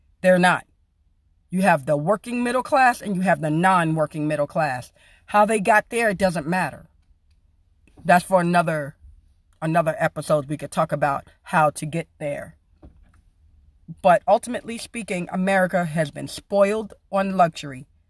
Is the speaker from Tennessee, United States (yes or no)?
no; New York City, New York, United States; now in Arizona, United States; Originally born and raised South Jamaica, Queens, New York City